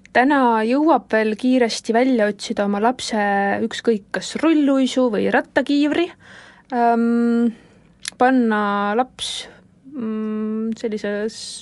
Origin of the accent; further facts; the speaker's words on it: Paide, Järva County, Estonia; ma olen pärit niisugusest toredast armsast äh, väikelinnast nagu Paide